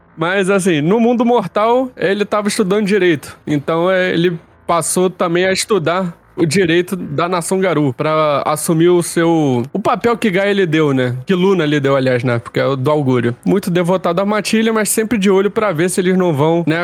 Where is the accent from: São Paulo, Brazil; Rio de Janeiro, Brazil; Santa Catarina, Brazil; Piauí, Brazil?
Rio de Janeiro, Brazil; Eu sou do Rio de Janeiro, deve ter percebido pelo meu sotaque.